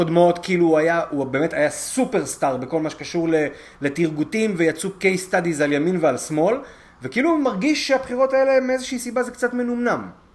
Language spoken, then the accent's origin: Hebrew; Israel; כישראלי ש, ש, שפשוט גר כאן